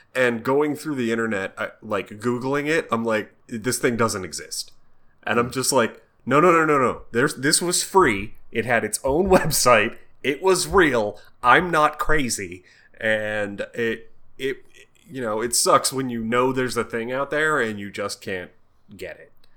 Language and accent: English; United States; I'm American